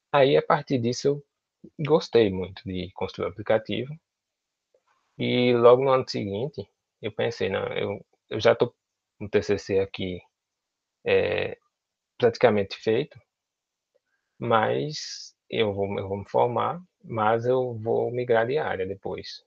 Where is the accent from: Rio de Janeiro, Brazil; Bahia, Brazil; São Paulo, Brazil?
Bahia, Brazil; Senhor do Bonfim; also born or lived in Juazeiro, Bahia; eu sou de Senhor do Bonfim, Senhor do Bonfim, na Bahia, que fica próximo a Juazeiro